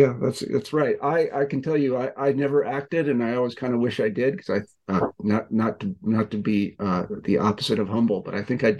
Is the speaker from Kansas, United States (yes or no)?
yes; Kansas, United States; I'm from Kansas, and there's something called the tall grass prairie there, which is the largest tall grass prairie extant maybe in the world. Yeah. And I spent a lot of time there hunting and fishing when I was growing up.